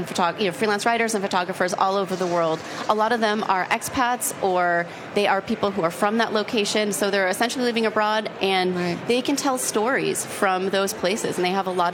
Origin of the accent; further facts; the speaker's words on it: Buffalo, New York, United States; I grew up in Buffalo, New York